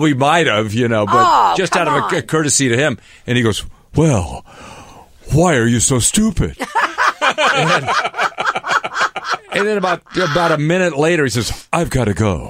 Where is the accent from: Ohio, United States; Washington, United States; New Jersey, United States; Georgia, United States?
Washington, United States; Seattle; moved away as an adult; also born or lived in New York; I'm from Seattle.